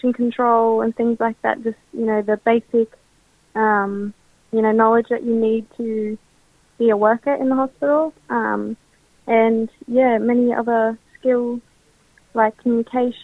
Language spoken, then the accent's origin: English; Central Coast, New South Wales, Australia; I'm from the Wiradjuri tribe and I am from the Central Coast and go to North Lakes High School.